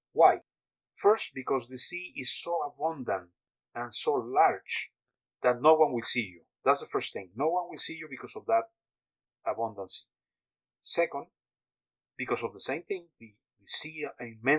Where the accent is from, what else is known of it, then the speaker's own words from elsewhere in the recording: Mexico; I was born in Mexico